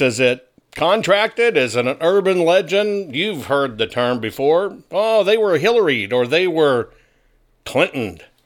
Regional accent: Arkansas, United States; moved away; my home state is Arkansas. Yes, I'm an Arkansas boy.

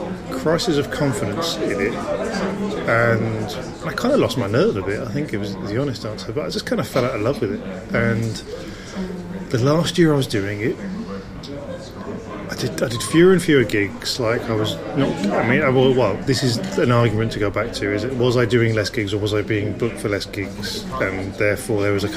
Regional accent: Cheltenham, South West England, United Kingdom; Cheltenham in Gloucestershire. And I remember seeing Sean Hughes when I was 16 there, and that was a very formative gig.

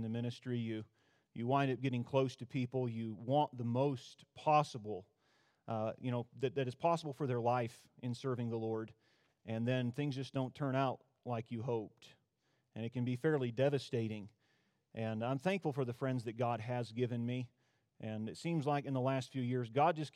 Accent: Tok, Alaska, United States; I'm from Tok, Alaska. That is rural interior Alaska.

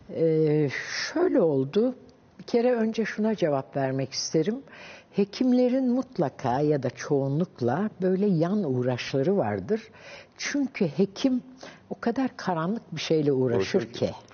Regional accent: Ankara, Turkey; hep ben Ankaralıyım. Koyu Ankaralıyım zaten

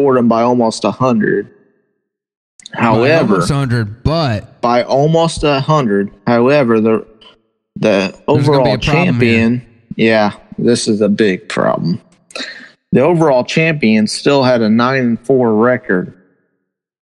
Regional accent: the South, United States; We're from the South

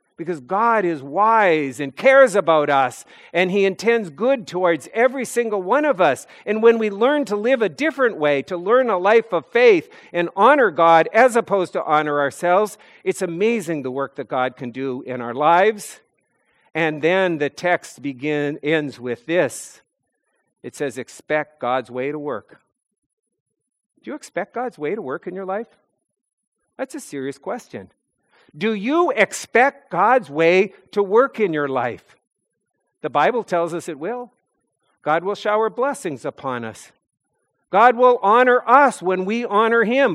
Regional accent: North Dakota, United States; moved away as an adult; now in New England, United States; Growing up in North Dakota

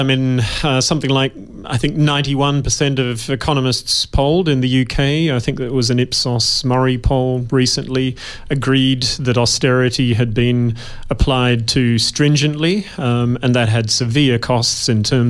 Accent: Western Australia, Australia; accent: somewhat British; moved away as an adult; also born or lived in United Kingdom; No, I'm Australian, born and bred, deep in my genes.

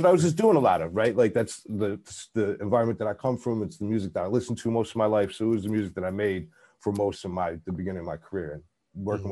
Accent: Buffalo, New York, United States; I'm from Buffalo

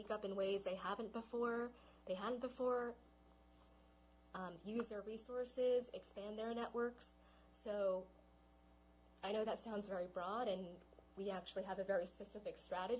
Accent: Los Angeles, California, United States; I was brought up in Los Angeles. That's where I grew up in Los Angeles, and my parents are both from Taiwan, so they're immigrants

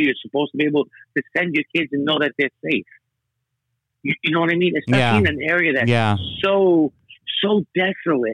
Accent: New York City, New York, United States; When I grew up in Brighton Beach, it was mostly American

